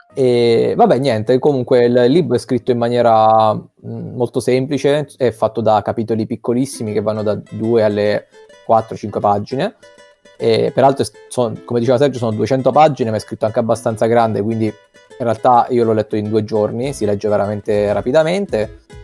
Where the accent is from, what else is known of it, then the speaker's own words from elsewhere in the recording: Abruzzo, Italy; dalle nostre parti, cioè in Abruzzo